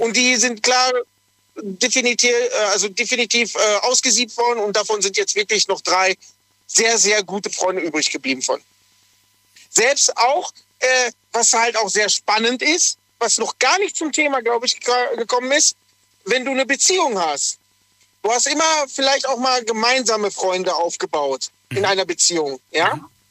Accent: Lünen, North Rhine-Westphalia, Germany; also born or lived in Dortmund; eigentlich komme ich aus dem Ruhrpott, äh, tiefsten Dortmund, also Lünen eigentlich ursprünglich

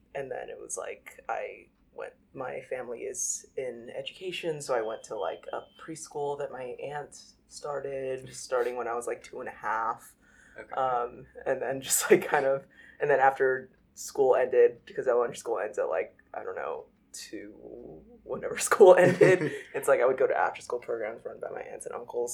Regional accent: Los Angeles, California, United States; moved away as an adult; now in Brooklyn, United States; I was born and raised in Los Angeles, and yeah, I was there till I was 18, and then I moved to the East Coast for college

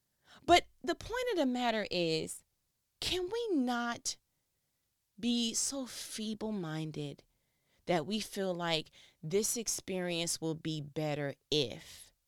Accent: New York, United States; now in Georgia, United States; Because I came from New York, came down to Georgia, and people had a whole brand new idea of what my awesome was.

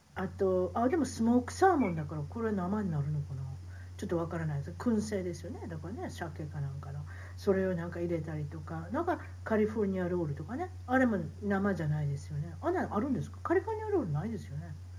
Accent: Osaka, Japan; 大阪人大阪人なんで

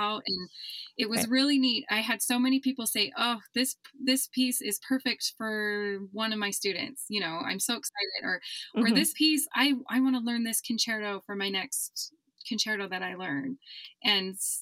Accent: Utah, United States; I'm from Utah.

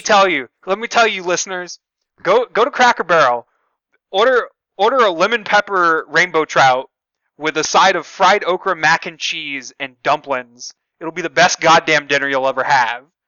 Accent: the South, United States; I'm from the South

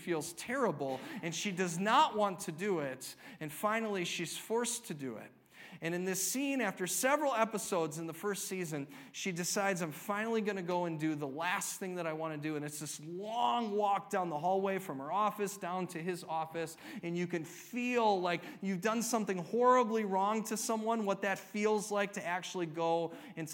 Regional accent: United States; We're all Americans.

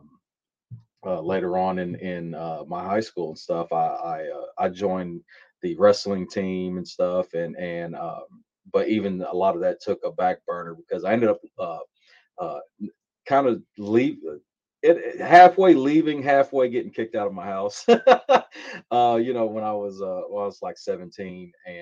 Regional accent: Louisville, Kentucky, United States; I was born and raised in Louisville, Kentucky

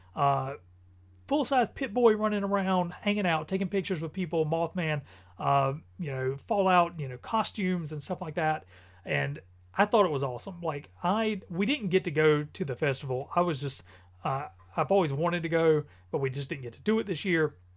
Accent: North Carolina, United States; I am from North Carolina

